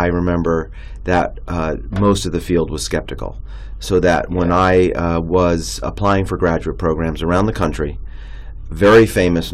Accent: New York City, New York, United States; also born or lived in Long Island, New York / New Haven, Connecticut; I grew up in New York City and then on Long Island

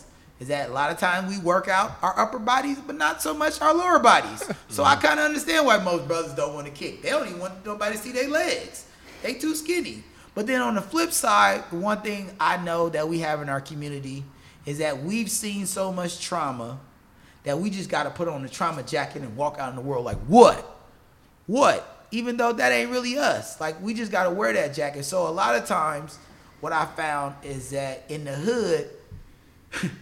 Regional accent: Compton, California, United States; moved away; also born or lived in Inglewood; I'm originally from Los Angeles, born in Inglewood, raised primarily in Compton.

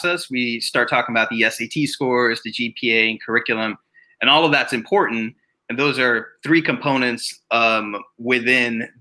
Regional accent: New York City, New York, United States; also born or lived in East Africa; I grew up in Queens, New York.

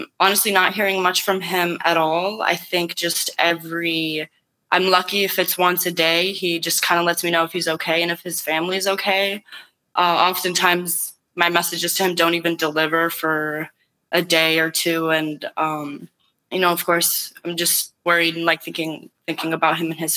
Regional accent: Chicago, Illinois, United States; also born or lived in New York, United States; I was born in New York, but I moved to Chicago when I was about 6 years old, and I mostly grew up in a neighborhood there

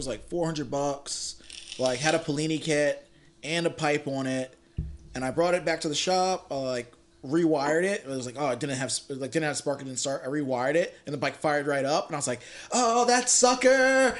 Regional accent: Virginia, United States; I'm from Virginia.

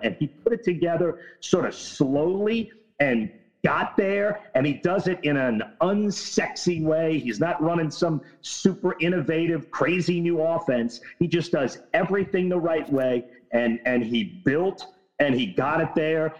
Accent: New Orleans, Louisiana, United States; I'm from New Orleans East

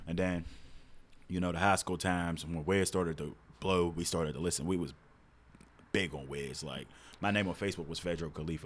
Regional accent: Pittsburgh, Pennsylvania, United States; I grew up in North View Heights

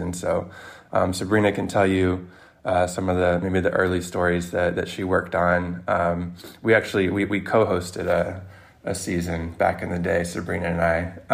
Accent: Mississippi, United States; now in New York City, United States; I'm not even from New York, I'm from Mississippi

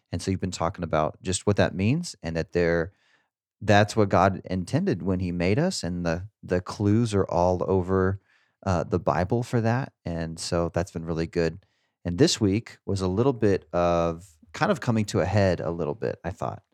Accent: Garden City, United States; my hometown yesterday, Garden City

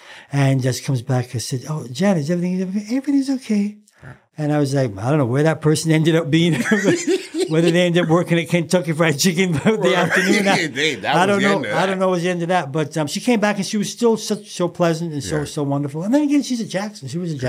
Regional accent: Leeds, Yorkshire and the Humber, United Kingdom; now in Canada; we're from the same city. Yes. We're both from Leeds.

